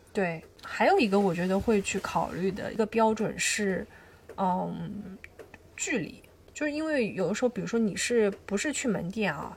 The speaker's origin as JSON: {"language": "Chinese", "country": "China", "said": "因为我们是中国人的原因"}